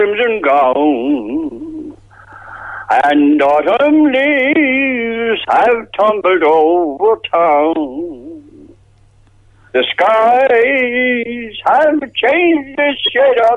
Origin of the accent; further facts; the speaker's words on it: Cork, Munster, Ireland; that's where I spent my childhood